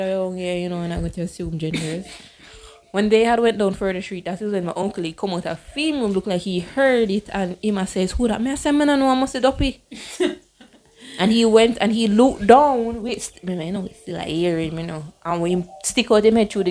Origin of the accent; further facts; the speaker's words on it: Jamaica; moved away; I am black and I'm a Jamaican